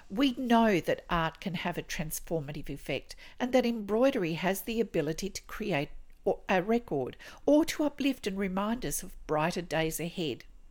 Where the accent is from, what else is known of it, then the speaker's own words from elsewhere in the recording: Australia; I'm an Australian textile artist